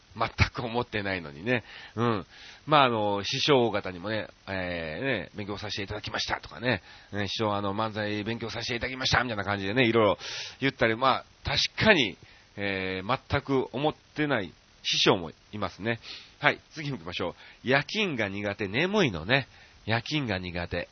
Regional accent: Kansai, Japan; 僕らが関西出身なんでね

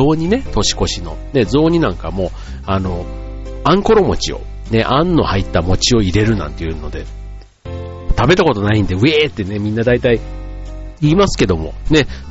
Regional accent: Osaka, Japan; 大阪っていう出身

